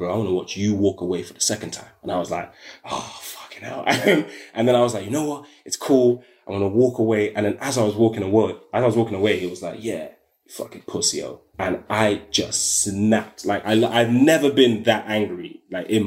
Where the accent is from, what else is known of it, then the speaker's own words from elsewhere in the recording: London, United Kingdom; I'm from South London